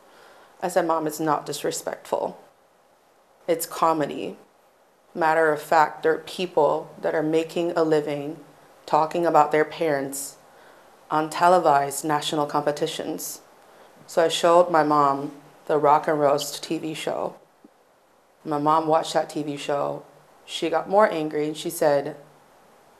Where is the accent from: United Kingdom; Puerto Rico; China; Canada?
China; Northeast China; now in Beijing, China; I am from the northeast part of China, the very cold part of China